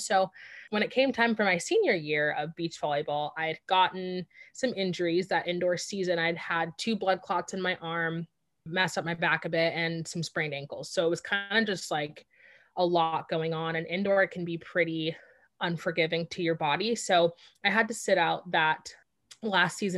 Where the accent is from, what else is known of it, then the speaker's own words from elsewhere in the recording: Southern California, United States; also born or lived in Washington; I grew up in Southern California, so it's a very popular sport here